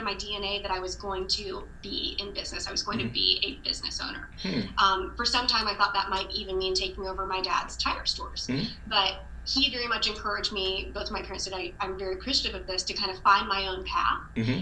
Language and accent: English; Columbus, United States; born and raised in Columbus